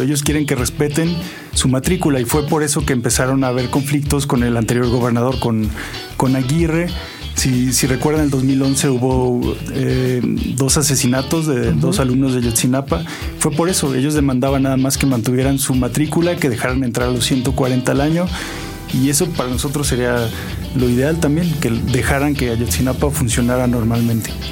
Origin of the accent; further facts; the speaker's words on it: Zacatecas, Mexico; now in Oaxaca, Mexico; Yo soy de Zacatecas, que es un una ciudad muy pequeña. El resto de mi vida la he vivido en Oaxaca.